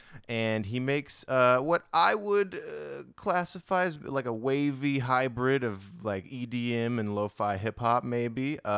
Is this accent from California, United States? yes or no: no; Hawaii, United States; moved away; I grew up in Hawaii.